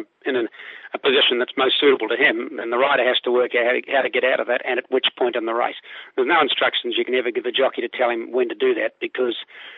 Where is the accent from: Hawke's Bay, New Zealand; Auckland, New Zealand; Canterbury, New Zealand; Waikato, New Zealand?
Auckland, New Zealand; moved away; I was born and raised in Ellerslie and trained there for many, many years